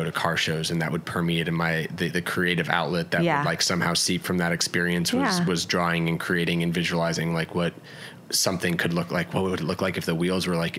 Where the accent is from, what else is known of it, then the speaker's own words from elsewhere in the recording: Atlanta, Georgia, United States; moved away; So 9 or 10 living in Atlanta. So that's where I spent most of my childhood, Atlanta, Georgia.